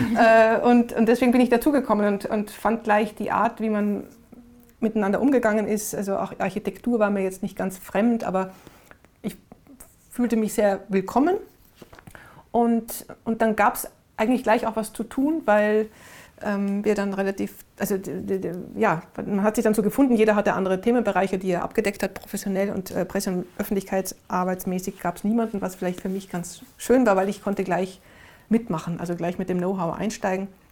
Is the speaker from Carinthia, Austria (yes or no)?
no; Innsbruck, Tyrol, Austria; also born or lived in Vienna; now in Berlin, Germany; meine Heimatstadt Innsbruck, wir haben direkt am Wasser gewohnt